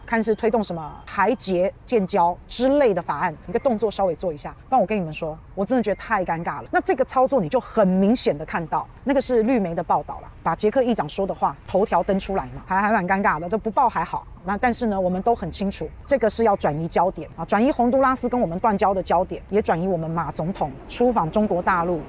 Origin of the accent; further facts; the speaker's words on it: Taiwan; 我是台湾人嘛